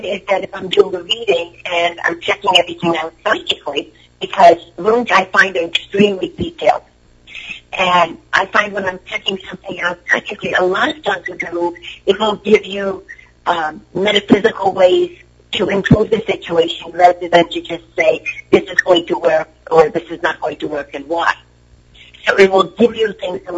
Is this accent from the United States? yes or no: no; Hungary; moved away; I'm from Europe. I'm a shaman to Hungary